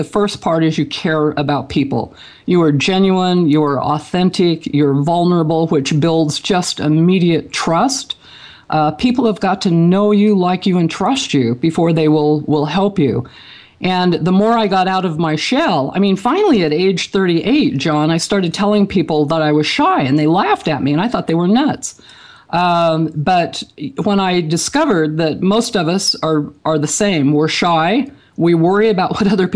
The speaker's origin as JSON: {"language": "English", "town": "Franklin", "region": "Idaho", "country": "United States", "tie": "born or raised there", "said": "I grew up in Franklin, Idaho, a very small community."}